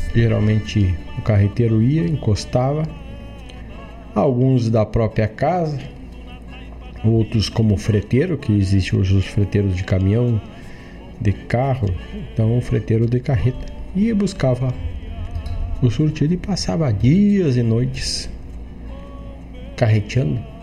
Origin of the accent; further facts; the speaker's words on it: Rio Grande do Sul, Brazil; região de onde sou oriundo